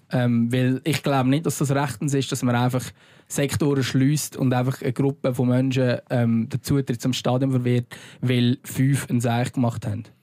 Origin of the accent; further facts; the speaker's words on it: Lucerne, Switzerland; als Luzerner